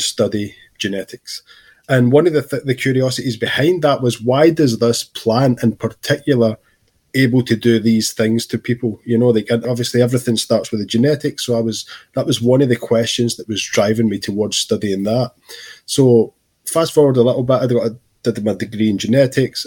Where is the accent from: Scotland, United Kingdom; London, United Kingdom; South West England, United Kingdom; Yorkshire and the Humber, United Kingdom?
Scotland, United Kingdom; growing up in Scotland in my teens.